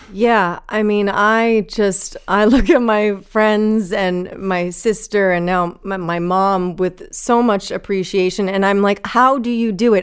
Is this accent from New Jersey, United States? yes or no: yes; New Jersey, United States; also born or lived in Manhattan, New York City; I was born there in, in Manhattan, and I, I lived there until I was ten, and then we moved to North Jersey, to New Jersey